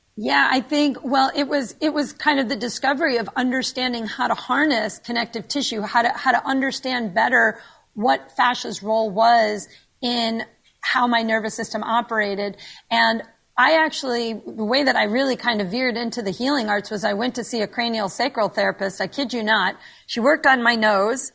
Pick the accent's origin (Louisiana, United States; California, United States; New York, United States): New York, United States; moved away as an adult; now in Naples, United States; I am a New Yorker born and raised